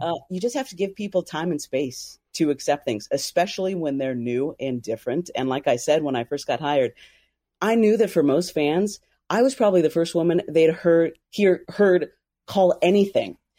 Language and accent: English; Fresno, California, United States; moved away; I grew up in Central California, so Fresno, Clovis area